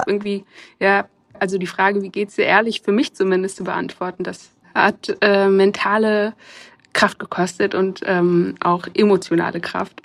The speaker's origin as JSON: {"language": "German", "country": "Germany", "tie": "born or raised there", "said": "ich bin in Deutschland geboren, ist ja obvious, dass ich deutsch bin"}